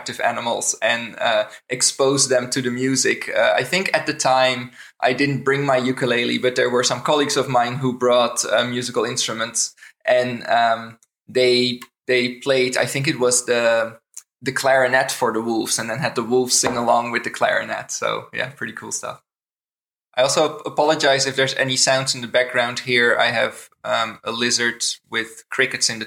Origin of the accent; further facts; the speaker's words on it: Netherlands; moved away as an adult; now in Canada; I'm originally from the Netherlands. I've lived in Canada for about 8.5 years now